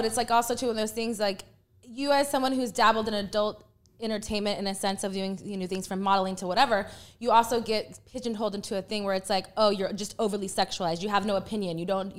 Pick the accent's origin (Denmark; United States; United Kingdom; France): United States; Texas; I was raised my parents yeah, are both from bad. The Bronx, so like I'm raised more East Coast than I am, even though I was raised in the South. But I have East Coast influence for me.